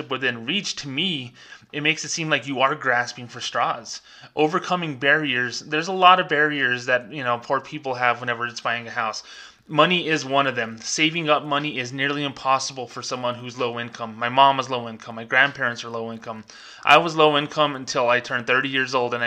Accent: Las Cruces, New Mexico, United States; Las Cruces, New Mexico, where I worked, my hometown

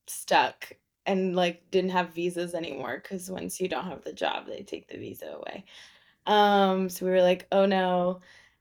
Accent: Florida, United States; also born or lived in Israel; I was born

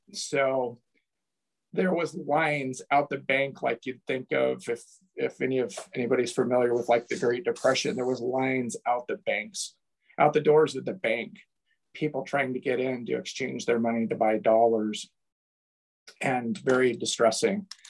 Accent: Toledo, United States; moved away as an adult; also born or lived in Portland, Oregon; growing up in Toledo

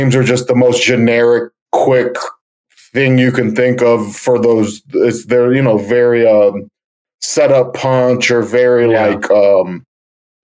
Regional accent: Cleveland, Ohio, United States; I'm from Cleveland

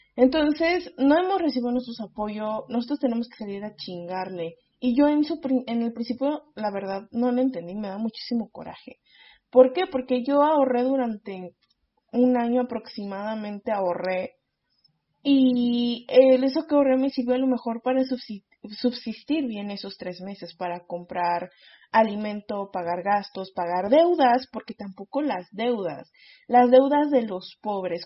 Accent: Mexico

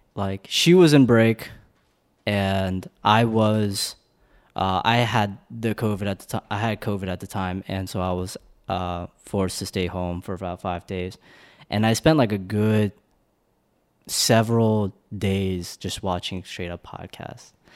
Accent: Northern Virginia, United States; also born or lived in Korea / Blacksburg, Virginia; I was born in Korea, moved to America when I was in two thousand, and spent in, spent the majority of my life all around Virginia

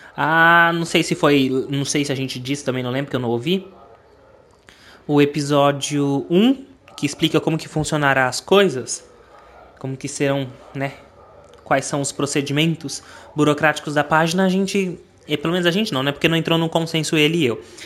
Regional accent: Brazil; eu sou brasileiro

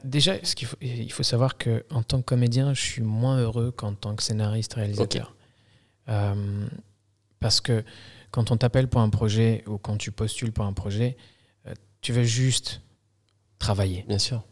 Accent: Algeria; now in France; je suis né en Algérie. Okay. Je suis arrivé en France en 2000 en tant que réfugié politique

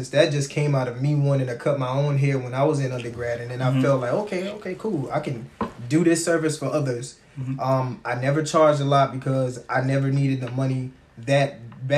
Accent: Georgetown, South Carolina, United States; also born or lived in Columbia, South Carolina; I'm originally from Georgetown, South Carolina

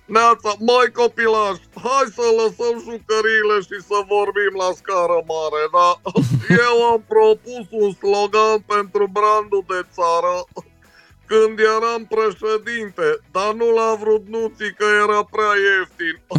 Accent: Caracal, Olt County, Romania; Caracalului, de unde sunt eu

